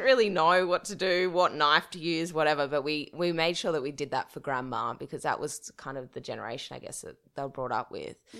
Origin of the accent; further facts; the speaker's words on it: Dubbo, New South Wales, Australia; I'm from Dubbo, a regional town, which is, I guess, five hours drive from Sydney. I was born and bred there